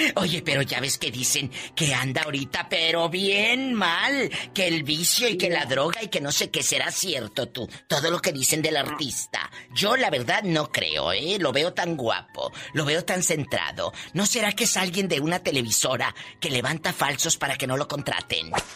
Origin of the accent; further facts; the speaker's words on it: Matamoros, Tamaulipas, Mexico; yo soy de Matamoros